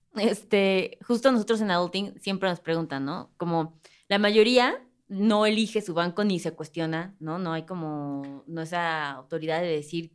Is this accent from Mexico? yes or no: yes; Mexico; como mexicanos